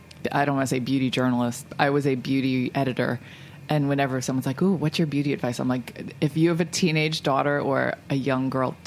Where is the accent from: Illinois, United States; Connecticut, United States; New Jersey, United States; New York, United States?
New York, United States; New York City; I'm from Staten Island.